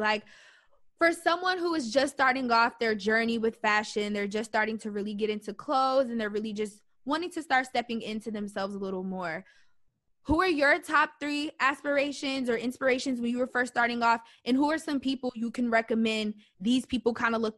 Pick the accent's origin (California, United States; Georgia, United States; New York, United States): Georgia, United States; Atlanta; I'm from Atlanta